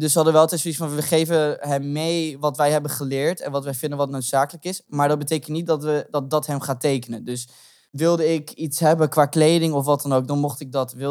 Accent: Groningen, Netherlands; Ja, ik kom uit Grun.

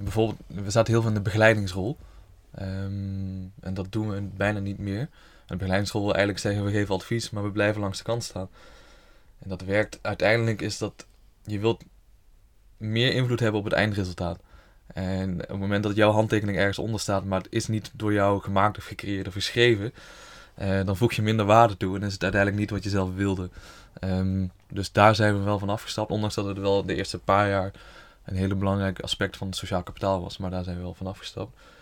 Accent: Horst, Limburg, Netherlands; also born or lived in Tilburg; geboren en getogen in Horst met een kort uitstapje in Tilburg, nu weer terug in Horst.

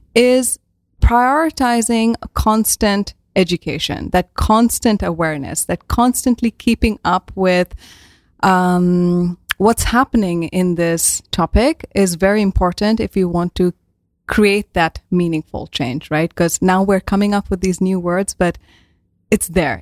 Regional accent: India; moved away as an adult; now in Netherlands; I'm from India and I moved to the Netherlands around now eight years ago already

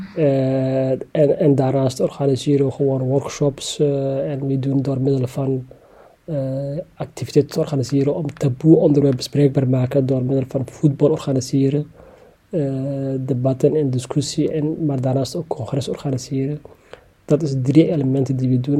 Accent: Somalia; now in The Hague, Netherlands; Ik kom oorspronkelijk uit Somalië

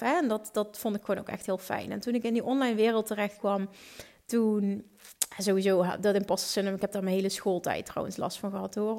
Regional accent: Limburg, Netherlands; Ik kom uit Limburg

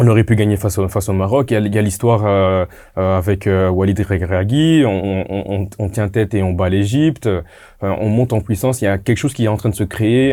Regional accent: DR Congo; Moi en tant que Congolais

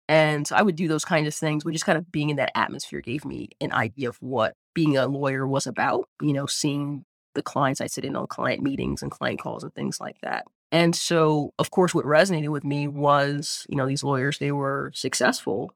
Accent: Eastern Shore of Maryland, United States; I grew up on the eastern shore of Maryland, small town

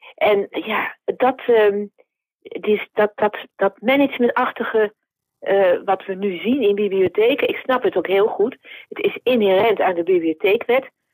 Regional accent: Zwolle, Overijssel, Netherlands; Ik ben een eh, blauwvinger. Dus ik ben geboren in Zwolle en ik woon er nog steeds.

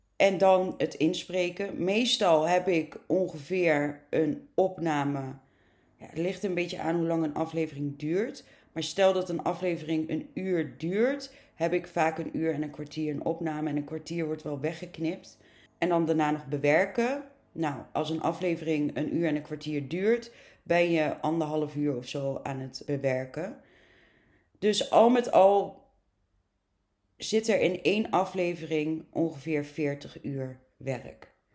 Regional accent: near Arnhem, Gelderland, Netherlands; Het klopt dat ik uit het oosten van het land kom, in de buurt van Arnhem.

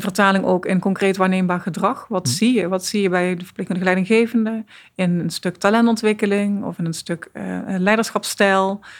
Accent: Netherlands; we zijn als Nederlanders

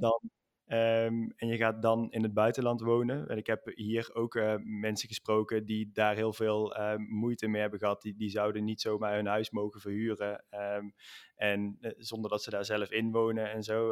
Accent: Netherlands; moved away as an adult; now in Spain; ik ben een Nederlander, ik ben naar Spanje verhuisd

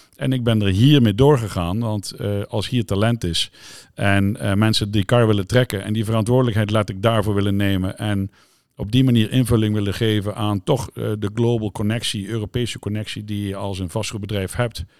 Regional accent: Zeelandic Flanders, Netherlands; waar ik vandaan kom, Zeeuws Vlaanderen

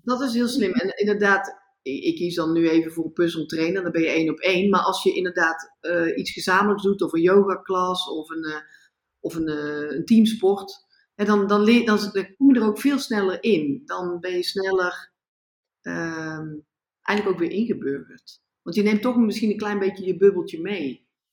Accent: Netherlands; moved away as an adult; now in India; ik ga toch gewoon terug naar Nederland, ik ben toch Nederlander.

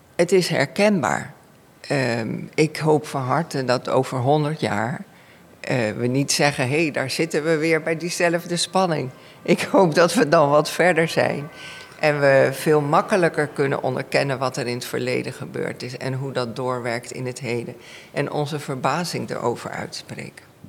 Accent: Suriname; first language Dutch; Ik ben in Suriname opgegroeid, Nederlands is mijn moedertaal

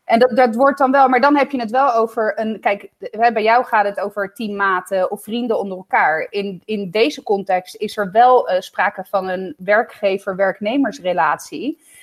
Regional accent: Italy; now in Netherlands; ik ben Italiaan

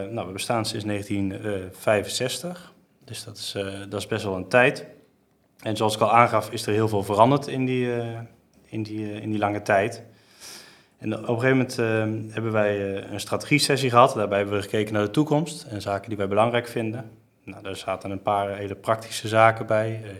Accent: Geldermalsen, Gelderland, Netherlands; ik kom dus kom uit Geldermalsen. Ik woon heel mijn leven al hier.

